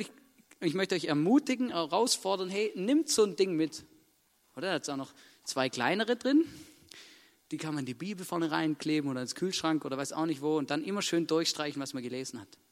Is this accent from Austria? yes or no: yes; Vorarlberg, Austria; Vorarlberg geboren werden